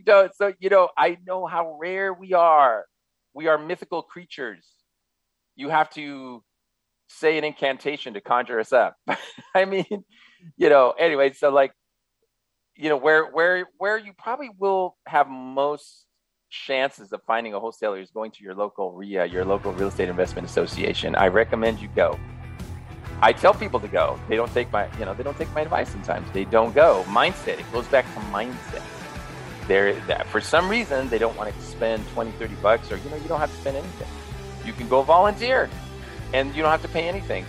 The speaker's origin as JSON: {"language": "English", "area": "San Gabriel Valley", "region": "California", "country": "United States", "tie": "born or raised there", "also_born_or_lived": "Los Angeles", "said": "was born in LA, uh, grew up in the San Gabriel Valley"}